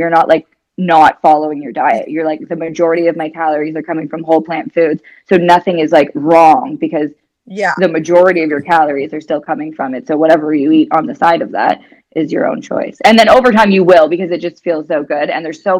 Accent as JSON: {"language": "English", "country": "Canada", "also_born_or_lived": "California / Dubai / Spain / New Zealand", "moved": "as an adult", "lives_now": "Australia", "said": "I'm Canadian. I've lived in like California, Dubai, Spain, New Zealand. Now I'm living in Australia."}